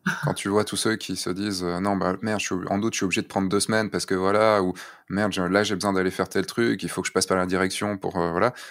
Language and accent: French; central Brittany, France; je viens de Bretagne, hein, tu sais, donc les plages bondées aussi, ça se connaît. Mm, mm. Euh, mais je viens du centre Bretagne